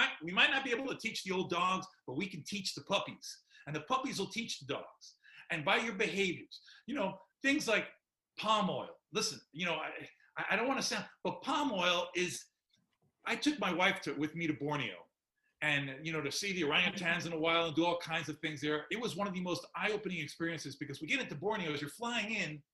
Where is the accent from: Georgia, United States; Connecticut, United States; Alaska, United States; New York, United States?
New York, United States; I was born and raised in New York